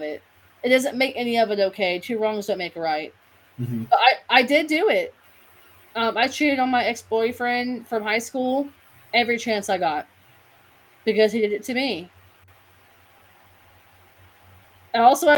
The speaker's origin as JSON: {"language": "English", "region": "Kentucky", "country": "United States", "said": "I'm from Kentucky"}